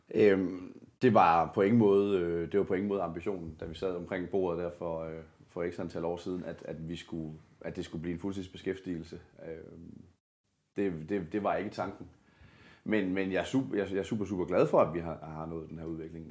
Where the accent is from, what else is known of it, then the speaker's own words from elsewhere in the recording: Denmark; nu kommer jeg fra det mørke Jylland